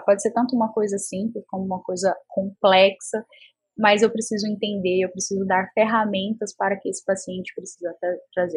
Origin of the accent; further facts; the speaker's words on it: interior of Goiás, Brazil; eu sou do interior de Goiás